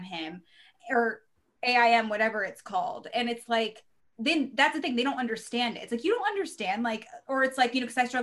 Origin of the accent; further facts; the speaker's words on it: Reno, Nevada, United States; I'm from Reno